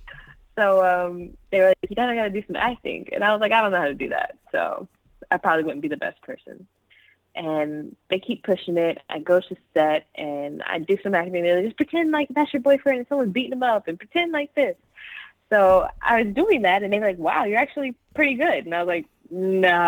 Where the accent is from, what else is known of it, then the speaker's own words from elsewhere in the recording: Seaford, Delaware, United States; now in Los Angeles, United States; I'm originally from Seaford, Delaware.